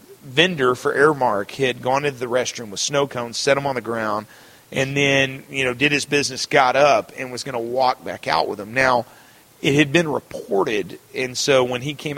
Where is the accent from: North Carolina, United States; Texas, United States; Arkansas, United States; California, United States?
Texas, United States; Houston; because it's my hometown team